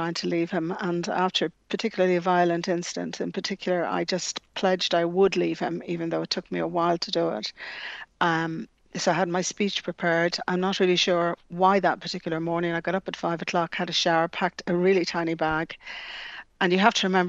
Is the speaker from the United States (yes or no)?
no; Dublin, Leinster, Ireland; also born or lived in Scotland; growing up in the Phoenix Park, I was nearly a resident of Dublin Zoo